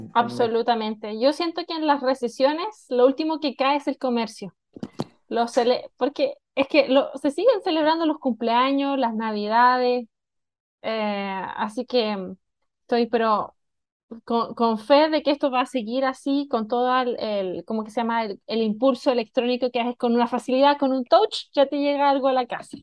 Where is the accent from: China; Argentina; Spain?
China; also born or lived in Chile; now in Mexico; yo nací en Chile, eh, como muchos también de la audiencia conocen, yo viví toda mi juventud en China